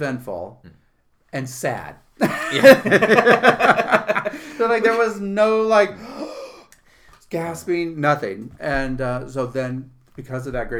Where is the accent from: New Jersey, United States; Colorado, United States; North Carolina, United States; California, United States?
California, United States; San Francisco; also born or lived in New York City; now in Utica, United States; I grew up in San Francisco, born and raised